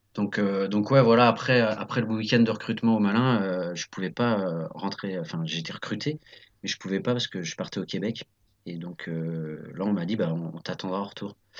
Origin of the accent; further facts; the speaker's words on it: Nantes, Pays de la Loire, France; also born or lived in Saint-Mars-du-Désert; je suis né à Nantes, j'ai vécu à Saint-Marc-du-Désert, euh, voilà, qui est une petite commune à côté de Nantes